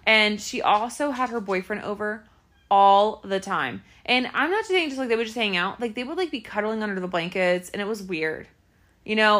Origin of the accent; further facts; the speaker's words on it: Clermont County, Ohio, United States; I'm probably the best person from Claremont County